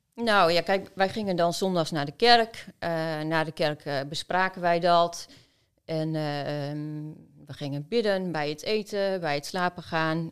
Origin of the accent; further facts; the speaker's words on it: Oldekerk, Groningen, Netherlands; also born or lived in Philippines; Ik ben geboren in Oldenkerk